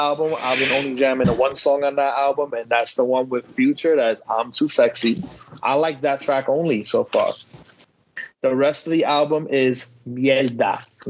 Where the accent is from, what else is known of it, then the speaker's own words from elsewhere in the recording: the South, United States; I'm from the South.